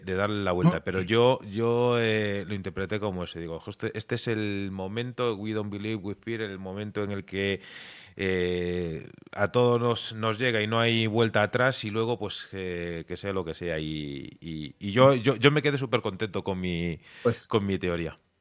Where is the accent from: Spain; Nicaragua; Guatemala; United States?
Spain; Galicia; also born or lived in Murcia; now in Madrid, Spain; Yo soy gallego de nacimiento